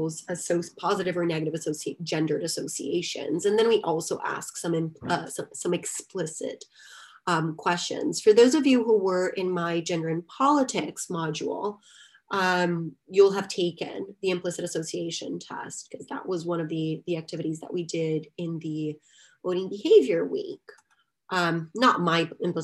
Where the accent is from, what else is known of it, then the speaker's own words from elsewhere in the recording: Salvador, Bahia, Brazil; moved away; Esporte Clube Bahia, which just happens to be one of the major teams in my hometown